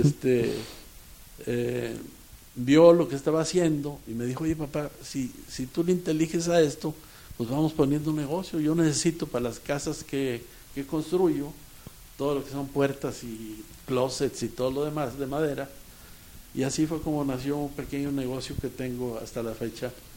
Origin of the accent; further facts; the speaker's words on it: Saltillo, Coahuila, Mexico; also born or lived in Ramos Arizpe; now in Monterrey, Mexico; Yo nací en Ramos Arizpe, pero mis padres se fueron a Saltillo casi inmediatamente.